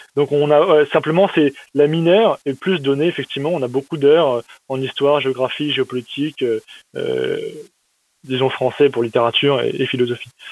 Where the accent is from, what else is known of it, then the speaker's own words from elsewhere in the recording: Metz, Grand Est, France; j'ai grandi à Metz, c'est euh, dans l'est de la France